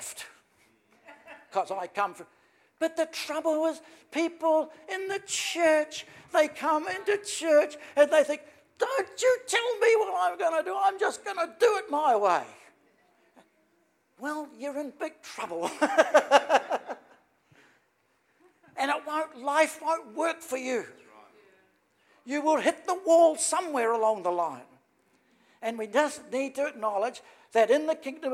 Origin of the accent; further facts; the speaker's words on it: New Zealand; I'm from New Zealand